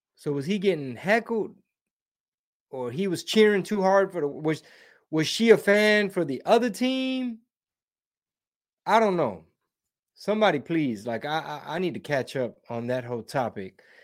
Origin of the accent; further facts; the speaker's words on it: Houston, Texas, United States; I'm born and raised in Houston